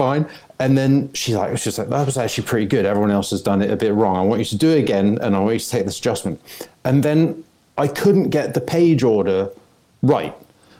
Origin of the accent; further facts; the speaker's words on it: England, United Kingdom; moved away as an adult; now in Los Angeles, United States; where I grew up, regionally specific country bumpkin in England